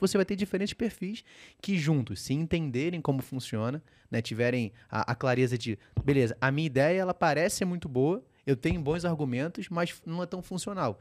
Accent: Rio de Janeiro, Brazil; Eu sou carioca

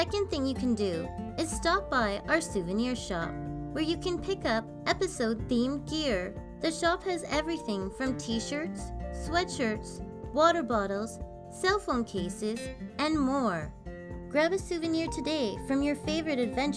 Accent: Canada; our beautiful country

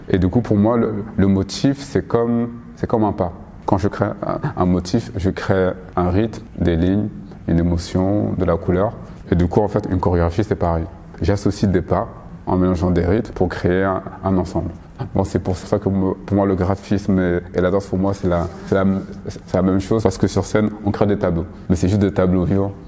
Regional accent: Paris, Île-de-France, France; je suis parisien d'origine euh, malienne

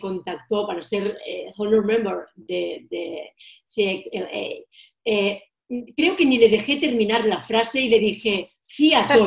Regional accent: Girona, Catalonia, Spain; moved away as an adult; also born or lived in Menorca; Mis padres y mis abuelos eh, tuvieron un hostal en mi ciudad natal, Girona

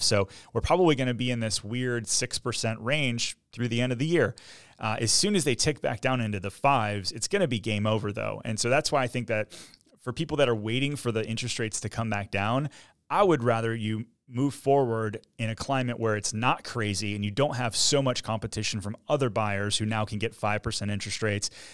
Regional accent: Michigan, United States; now in Orlando, United States; I'm from Michigan

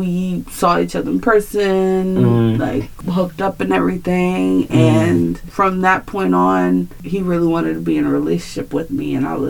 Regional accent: Baltimore, Maryland, United States; I'm from Baltimore, but I'm not from Baltimore, you know?

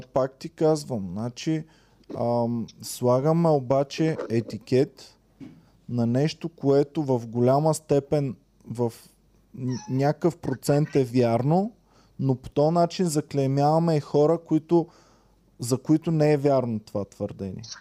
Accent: Bulgaria; съм българин, ако съм извън България

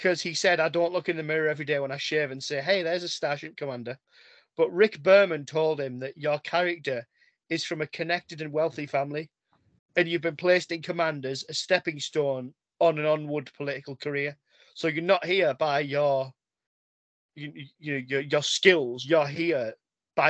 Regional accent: England, United Kingdom; I'm English

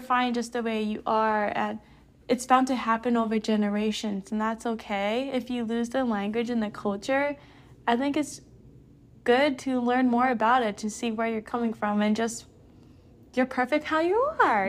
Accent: Hawaii, United States; I'm Japanese, but I'm fifth generation here in Hawaii.

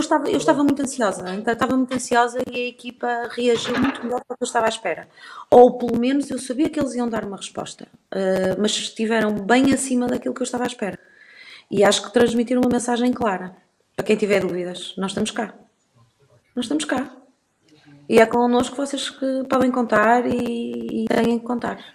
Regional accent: Porto, Norte, Portugal; aqui no Porto, sim, eu sou tripeira de Gema, uh, nasci mesmo no centro do Porto

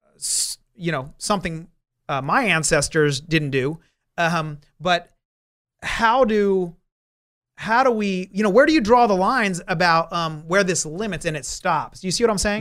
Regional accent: New Jersey, United States; now in Southern California, United States; That was back on the East Coast. I, I'm from New Jersey.

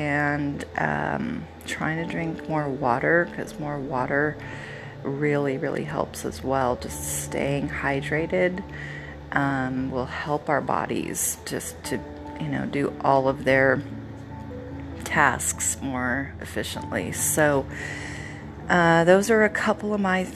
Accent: Oregon, United States; we're from Oregon and we always had a fresh tree

